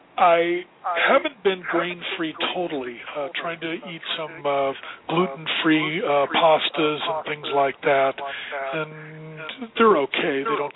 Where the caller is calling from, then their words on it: Los Angeles, California, United States; Calling from L.A.